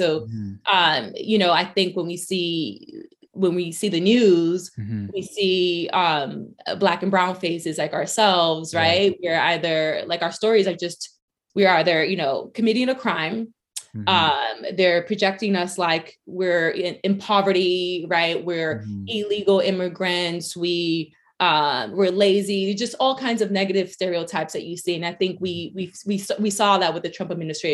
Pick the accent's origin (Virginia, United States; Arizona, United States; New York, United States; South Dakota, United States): New York, United States; New York City; first language Spanish; English is a second language; also born or lived in East Harlem, New York City; I was born and raised in the Bronx, New York, lived there for most of my life